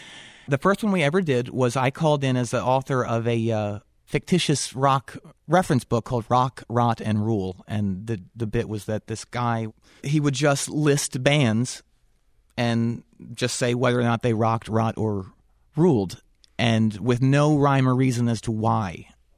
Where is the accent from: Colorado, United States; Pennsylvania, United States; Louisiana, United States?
Pennsylvania, United States; near Philadelphia; moved away as an adult; also born or lived in Winston-Salem, North Carolina / New Jersey / Chapel Hill, North Carolina; I grew up near Philadelphia, but I joined a band in Winston-Salem